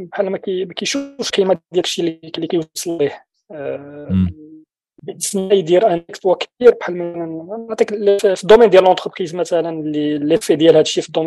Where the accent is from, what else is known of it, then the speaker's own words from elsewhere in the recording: Morocco; اللي عندنا في المغرب كتحتفل بالاعياد الدينيه